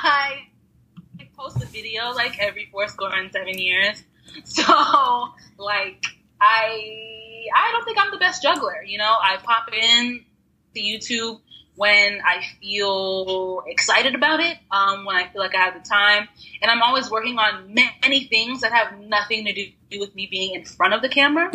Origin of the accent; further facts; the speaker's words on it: Texas, United States; now in Austin, United States; I consider myself a Texan now. I've been here for, since I was like 12.